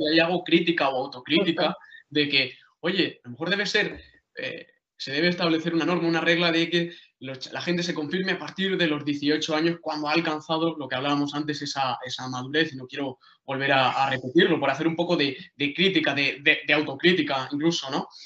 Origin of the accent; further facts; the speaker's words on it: Jaén, Andalusia, Spain; Yo soy de, de Ueda, de Jaén